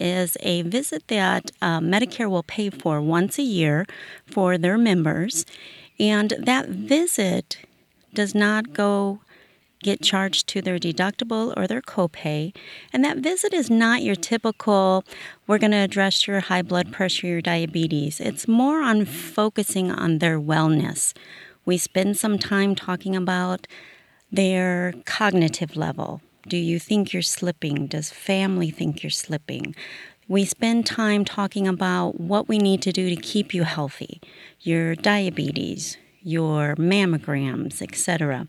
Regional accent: Illinois, United States; I've always been a rural person. I'm born and raised in Iroquois County, and that's where I still live.

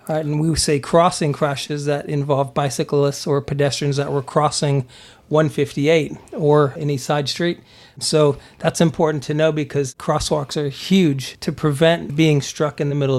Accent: Germany; also born or lived in Texas, United States / Pennsylvania, United States; But I was born in Texas and raised in Germany.

